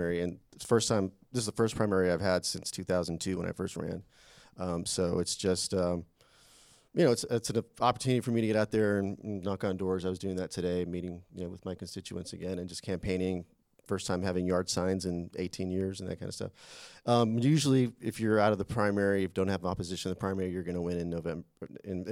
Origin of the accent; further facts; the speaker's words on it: McAllen, Texas, United States; now in Austin, United States; I'm from originally from McAllen, Texas. I've been in Austin since 1991